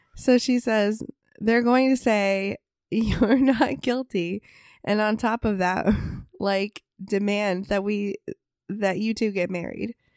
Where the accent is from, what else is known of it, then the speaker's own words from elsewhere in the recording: United States; we're also American